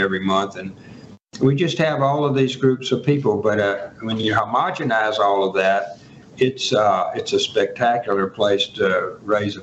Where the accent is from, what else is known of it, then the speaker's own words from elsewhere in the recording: Mississippi, United States; growing up in Mississippi